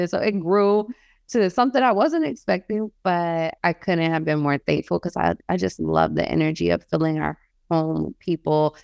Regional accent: New York, United States; moved away as an adult; now in Oregon, United States; we live in Oregon, and I'm from New York

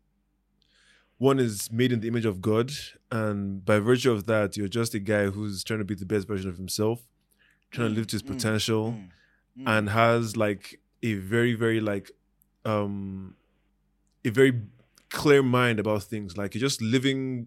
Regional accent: Abuja, Federal Capital Territory, Nigeria; also born or lived in South Korea; Abuja bred, not born

